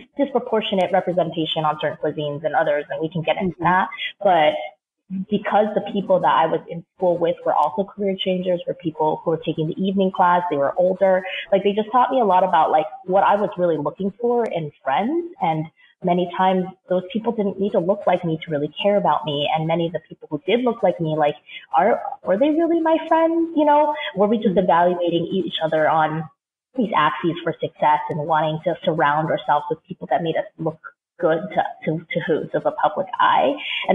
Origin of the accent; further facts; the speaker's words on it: Seattle, Washington, United States; moved away as an adult; also born or lived in New York; I grew up in Seattle, so came to New York